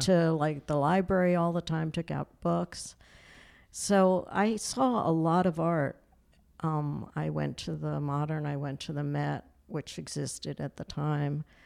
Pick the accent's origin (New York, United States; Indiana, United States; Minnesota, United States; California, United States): New York, United States; New York City; I was born on Manhattan Island and, um, I just grew up, like, kind of playing in the streets and in Yorkville